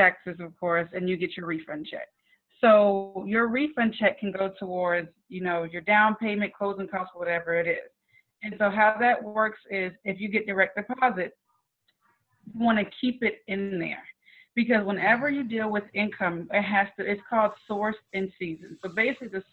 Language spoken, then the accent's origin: English; North Charleston, South Carolina, United States; I'm originally from North Charleston